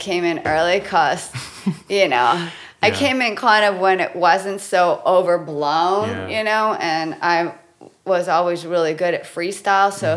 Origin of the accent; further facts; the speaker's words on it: Los Angeles, California, United States; born and raised in Los Angeles my whole life.